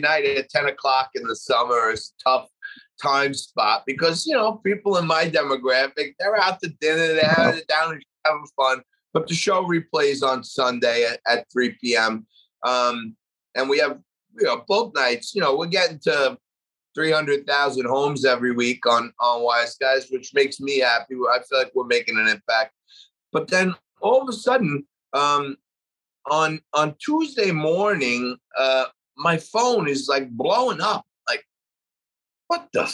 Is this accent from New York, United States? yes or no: yes; New York City, New York, United States; I'm proud of being from Staten Island, New York